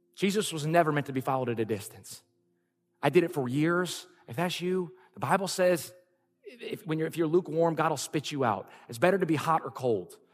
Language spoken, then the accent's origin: English; Lafayette, Louisiana, United States; moved away as an adult; also born or lived in California; We're both born and raised in Lafayette, Louisiana